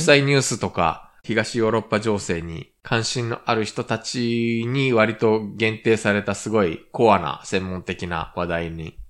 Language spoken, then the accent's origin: Japanese; Japan; also born or lived in South Korea; 日本生まれ韓国在住経験あり